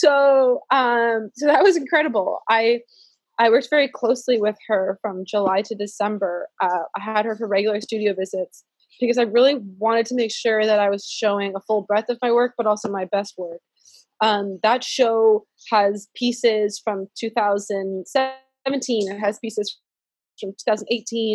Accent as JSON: {"language": "English", "country": "Canada", "also_born_or_lived": "San Francisco Bay Area, California", "moved": "yes", "lives_now": "Charlotte, United States", "said": "as an immigrant, as a Canadian living in the US"}